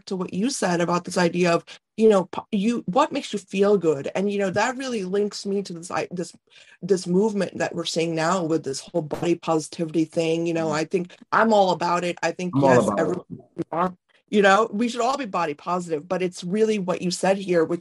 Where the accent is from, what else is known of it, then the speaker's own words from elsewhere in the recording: North India, India; moved away; I'm Indian, you know, and I was born in India.